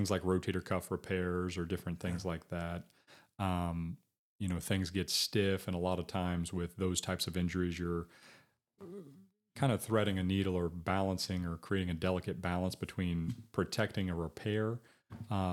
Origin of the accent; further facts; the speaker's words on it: Batesville, Indiana, United States; also born or lived in Greensburg, Indiana / Hope, Indiana / Dayton, Ohio / Columbus, Ohio; I loved growing up here. And then a big part of the decision was I had children. So mm-hmm. I can't say that before having kids and a different mindset that I, you know, may or may not have ended up back here in my hometown